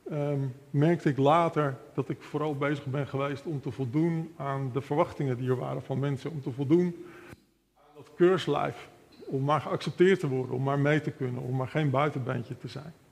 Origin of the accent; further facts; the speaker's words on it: Almere, Flevoland, Netherlands; also born or lived in Amsterdam; ik ben geboren in Amsterdam, opgegroeid in de Flevolpolder in Almere.